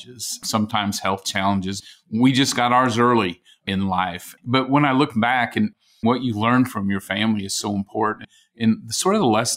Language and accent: English; Rapid City, South Dakota, United States; also born or lived in Vermillion, South Dakota; we moved to Rapid City, the Black Hills of South Dakota. That's where we were raised